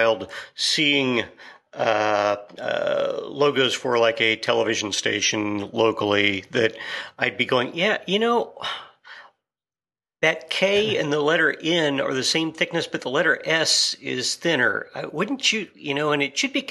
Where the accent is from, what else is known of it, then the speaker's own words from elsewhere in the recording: Kansas, United States; I'm from Kansas, and you've got oil and cattle here